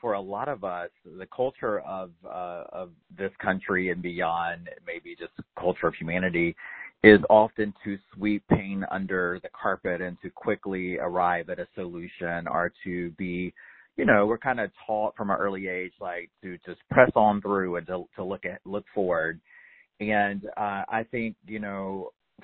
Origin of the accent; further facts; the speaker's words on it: North Carolina, United States; I grew up in North Carolina in a very assimilated sort of way